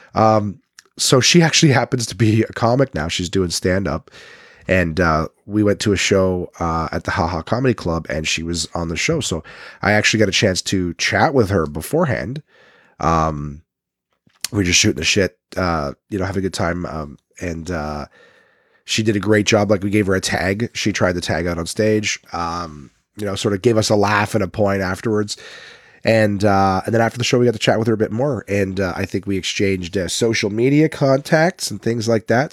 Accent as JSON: {"language": "English", "town": "Ottawa", "region": "Ontario", "country": "Canada", "accent": "Nepean, Ottawa", "moved": "yes", "said": "I'm from Nepean."}